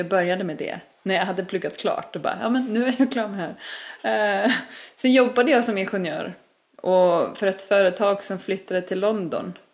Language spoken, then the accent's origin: Swedish; Iceland; Swedish is a second language; moved away as an adult; also born or lived in Stockholm; now in Sweden; jag är ju född och uppväxt på Island